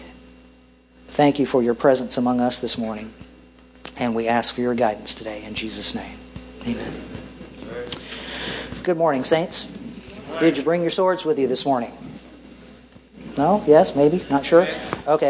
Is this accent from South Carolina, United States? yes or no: yes; Greer, South Carolina, United States; my hometown of Greer, South Carolina